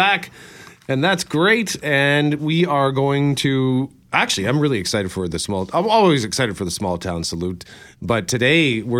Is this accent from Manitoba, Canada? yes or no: yes; Winnipeg, Manitoba, Canada; born or raised there